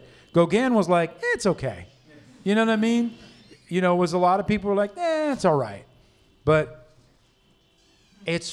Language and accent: English; New York City, New York, United States; I grew up in Harlem